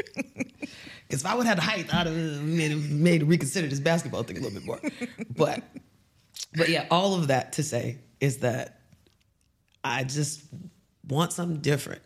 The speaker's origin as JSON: {"language": "English", "town": "Houston", "region": "Texas", "country": "United States", "moved": "as an adult", "lives_now": "Dubai, United Arab Emirates", "said": "coming from Houston"}